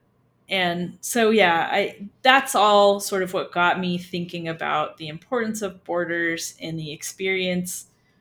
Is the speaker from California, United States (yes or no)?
yes; California, United States; also born or lived in Virginia / Slovakia; now in El Paso, United States; I'm from California. So I didn't grow up on the borderland